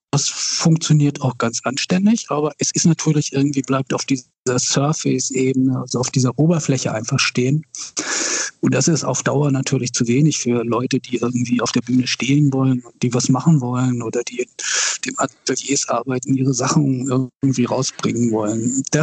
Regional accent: Wilhelmsburg, Hamburg, Germany; Aber ich bin in Wilhelmsburg aufgewachsen irgendwie. Also insofern ähm, und arbeite eben auch hier.

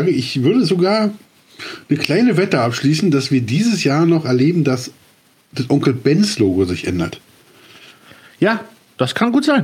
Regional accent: East Germany, Germany; Genau. Oder, ich, oder als Ossi, ja, ja, ist so, Entschuldigung, kommen damit klar.

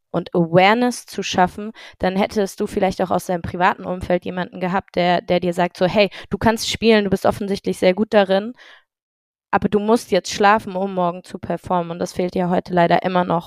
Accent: Heidelberg, Baden-Württemberg, Germany; Ich bin ein Heidelberger Urgewächs ähm, aus der kleinen, aber feinen Akademikerstadt

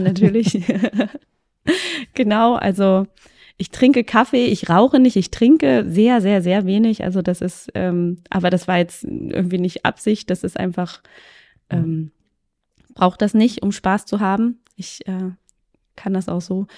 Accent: Magdeburg, Saxony-Anhalt, Germany; bin aus Magdeburg

